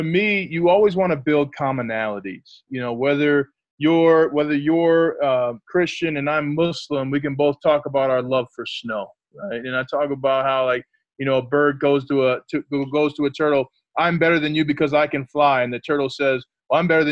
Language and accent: English; St. Paul, Minnesota, United States; also born or lived in Notre Dame, Indiana; now in Denver, United States; I'm from the Twin Cities, St. Paul, Minnesota